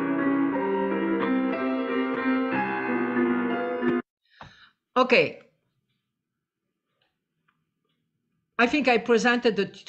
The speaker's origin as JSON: {"language": "English", "country": "Tunisia", "said": "I am from Tunisia"}